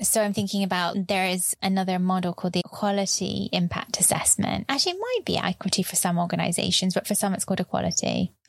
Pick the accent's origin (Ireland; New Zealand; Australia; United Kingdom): United Kingdom; As a British person.